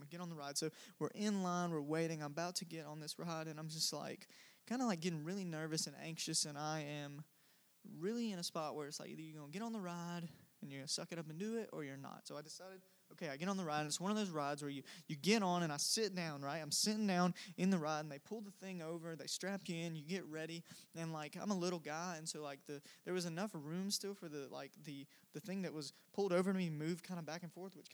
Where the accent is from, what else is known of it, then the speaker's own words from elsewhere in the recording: Cordele, Georgia, United States; moved away; I am from Cordial, Georgia, which is a small town in the South